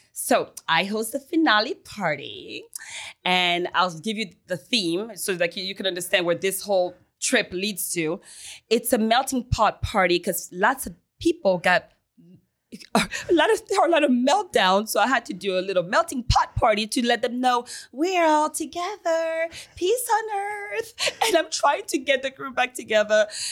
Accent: Paris, Île-de-France, France; also born or lived in Haiti / United States; now in Miami, United States; I'm from Paris, baby. I was born in Haiti and raised in Paris

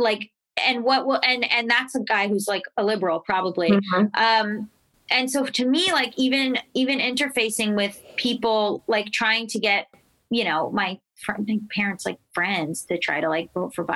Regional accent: Florida, United States; I'm from Florida. Like, I'm from the South

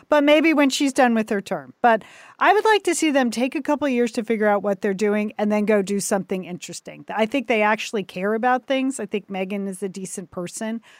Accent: United States; I'm an American

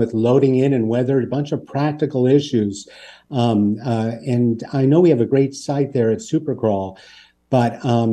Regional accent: Pittsburgh, Pennsylvania, United States; We're from Pittsburgh, a town very like Hamilton in many ways.

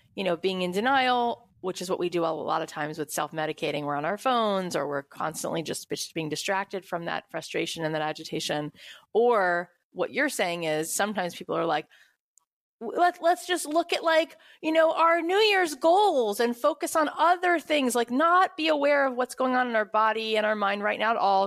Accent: Florida, United States; now in Los Angeles, United States; I grew up in Florida and now living in L

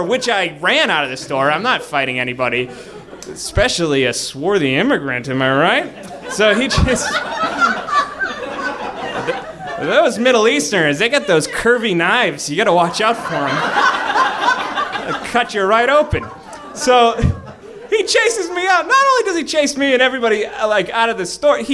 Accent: Boston, Massachusetts, United States; I'm from Boston

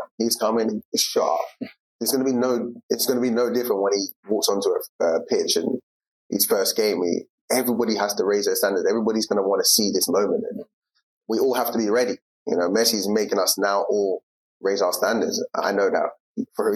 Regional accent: England, United Kingdom; moved away as an adult; growing up in England in my time

